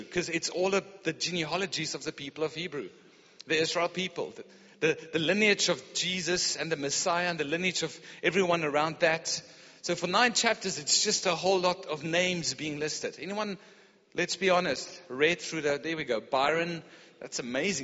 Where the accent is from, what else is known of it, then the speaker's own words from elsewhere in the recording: Pretoria, Gauteng, South Africa; I grew up in Pretoria.